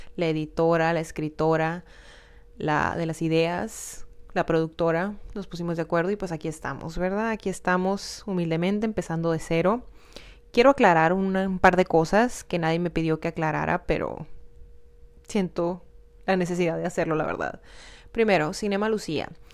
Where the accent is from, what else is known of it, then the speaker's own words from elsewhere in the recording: Hermosillo, Sonora, Mexico; soy de Hermosillo, Sonora